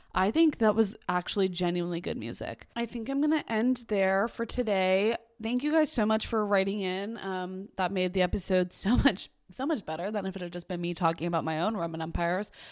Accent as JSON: {"language": "English", "town": "Boston", "region": "Massachusetts", "country": "United States", "tie": "born or raised there"}